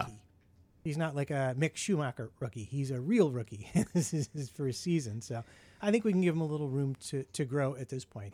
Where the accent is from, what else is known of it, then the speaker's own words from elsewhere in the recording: United States; being an American